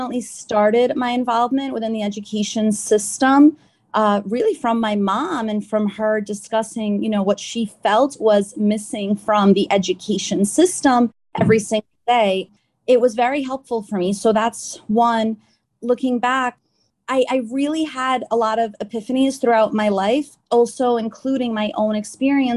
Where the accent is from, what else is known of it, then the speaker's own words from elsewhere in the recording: New York City, New York, United States; also born or lived in Nassau County, New York; My family's born and raised in Queens, New York